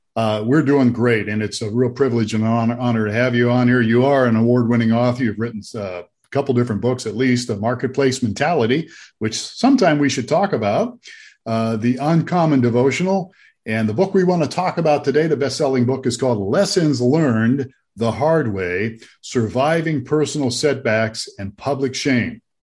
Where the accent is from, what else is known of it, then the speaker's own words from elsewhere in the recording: Youngstown, Ohio, United States; which is where I'm from. I'm from Youngstown